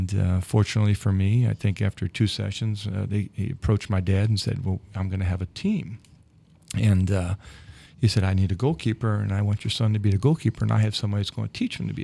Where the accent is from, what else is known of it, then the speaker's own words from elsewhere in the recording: St. Louis, Missouri, United States; growing up in South St. Louis